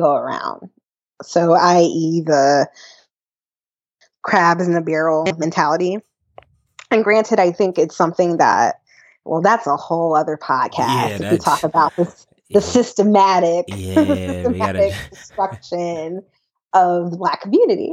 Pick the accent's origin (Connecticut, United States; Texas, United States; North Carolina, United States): North Carolina, United States; growing up in North Carolina, I've been through most hurricanes